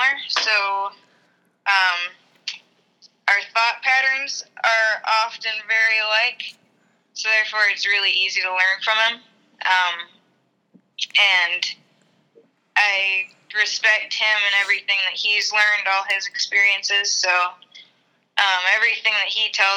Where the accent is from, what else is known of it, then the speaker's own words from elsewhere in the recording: Ohio, United States; moved away as an adult; now in Upper Peninsula, Michigan, United States; I grew up in Ohio and started a kennel down there